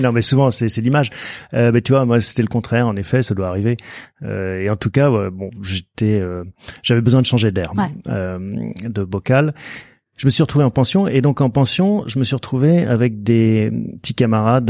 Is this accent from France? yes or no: yes; Soisy-sur-Seine, Île-de-France, France; also born or lived in Paris; mes parents ont déménagé en banlieue parisienne, dans un village qui s'appelle Soisy-sur-Seine. C'est entre Évry et Corbeil. Et donc, bah, j'ai grandi là jusqu'à... Euh, jusqu'au bac